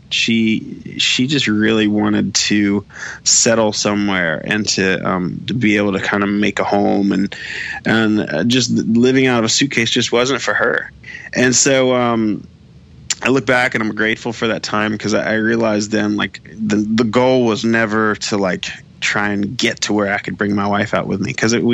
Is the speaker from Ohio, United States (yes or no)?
no; Florida, United States; now in Nashville, United States; growing up in Florida, we didn't have the Rays, we didn't have the Marlins